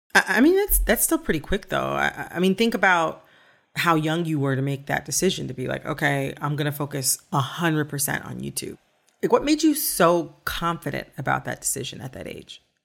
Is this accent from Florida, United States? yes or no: no; Michigan, United States; I'm from Michigan too.